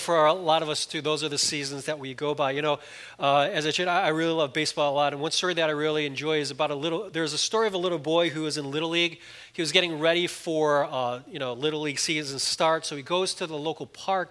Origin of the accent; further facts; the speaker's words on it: Chicago, Illinois, United States; moved away; I grew up in Chicago